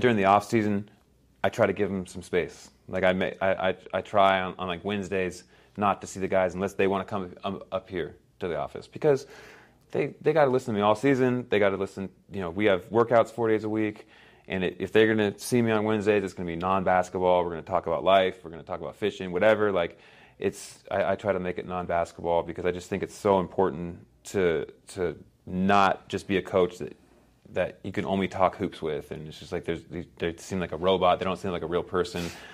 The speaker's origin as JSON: {"language": "English", "town": "Palo Alto", "region": "California", "country": "United States", "tie": "born or raised there", "also_born_or_lived": "Guatemala", "moved": "yes", "said": "we grew up in Palo Alto, California, which is a bubble"}